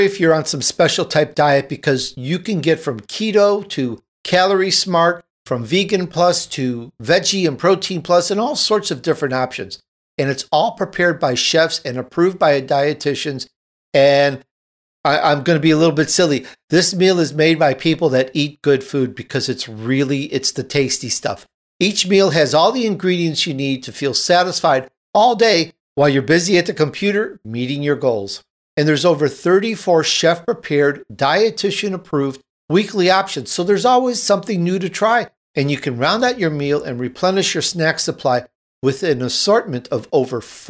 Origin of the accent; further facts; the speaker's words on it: Chicago, Illinois, United States; I'm from Chicago